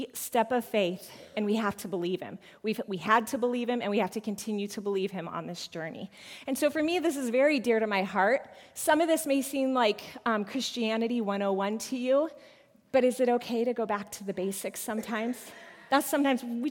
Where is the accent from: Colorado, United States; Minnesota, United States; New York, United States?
Colorado, United States; I was born in Colorado. I am a Colorado native